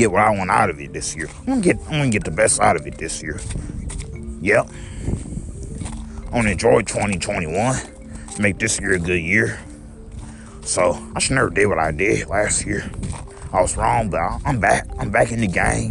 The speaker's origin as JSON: {"language": "English", "country": "United States", "said": "I love our country. I love our country. Because I'm an American"}